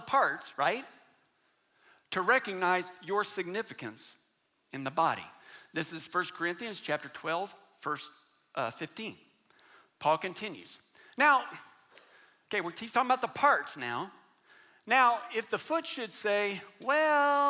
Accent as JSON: {"language": "English", "country": "United States", "said": "especially for us as American Christians"}